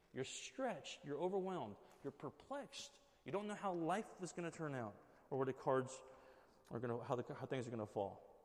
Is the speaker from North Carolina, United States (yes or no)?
no; Southern California, United States; moved away; we're from Southern California